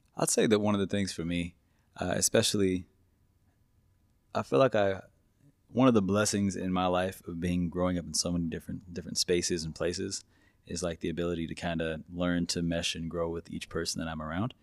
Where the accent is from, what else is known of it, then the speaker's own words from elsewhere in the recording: Hillsboro, Kansas, United States; also born or lived in Wichita, Kansas; I was born in Hillsboro, which is a small town in backwoods Kansas